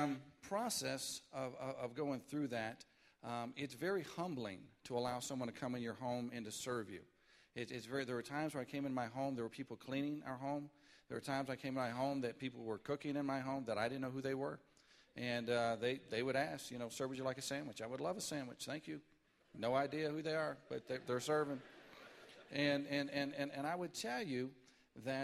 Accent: Detroit, Michigan, United States; also born or lived in Grosse Pointe, Michigan; When I was growing up in Detroit, Michigan, I grew up in a very poor part of Detroit

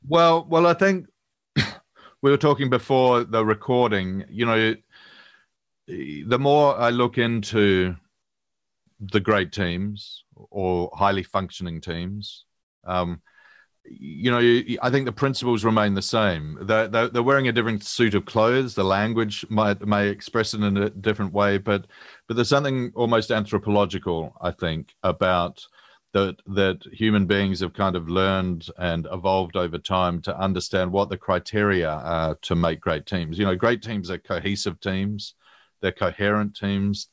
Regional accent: New Zealand; moved away as an adult; now in London, United Kingdom; I'm a Kiwi

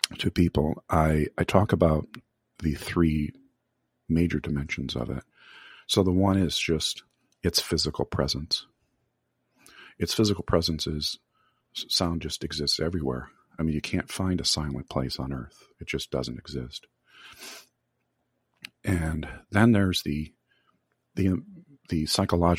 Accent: Michigan, United States; I grew up in Michigan

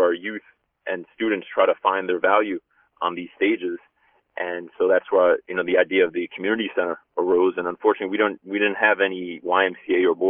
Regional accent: Union City, New Jersey, United States; growing up in Union City is, you know, a diverse community, very high immigrant population

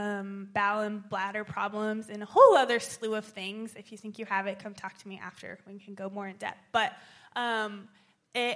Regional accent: Topeka, Kansas, United States; I grew up in Topeka in a Southern Baptist church

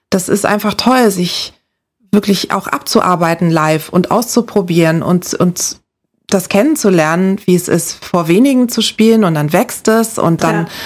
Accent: Lagos, Nigeria; Ich bin in Nigeria in der Hauptstadt Lagos aufgewachsen. Das ist ein Moloch.

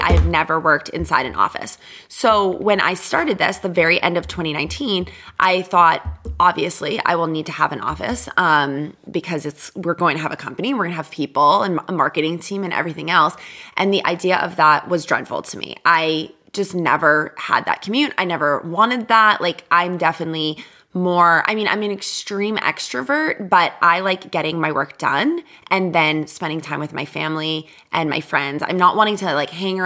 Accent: Boston, Massachusetts, United States; now in California, United States; Being in California, I grew up in Boston.

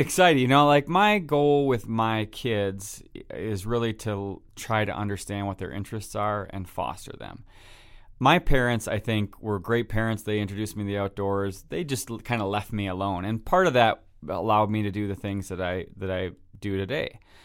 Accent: Wisconsin, United States; I'm from Wisconsin

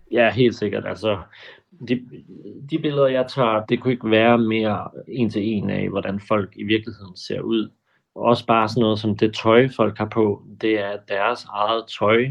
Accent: Funen, Southern Denmark, Denmark; now in Copenhagen, Denmark; Jeg er oprindelig fra Fyn

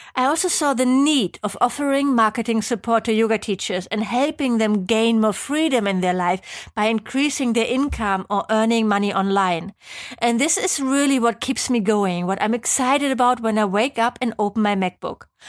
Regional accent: Germany; accent: German; English is a second language; moved away as an adult; also born or lived in Geneva, Switzerland; I'm from Germany, as you might be able to tell from my hopefully not too annoying accent

